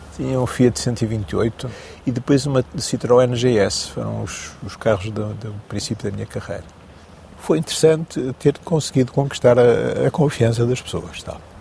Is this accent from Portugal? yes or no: yes; Maia, Porto District, Portugal; Nasci em Águas Santas, Maia, junto à circunvalação, no Porto